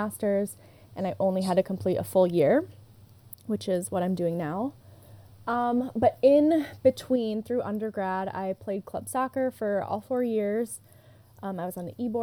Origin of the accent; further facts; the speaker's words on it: Michigan, United States; moved away as an adult; now in Chicago, United States; I'm originally from Michigan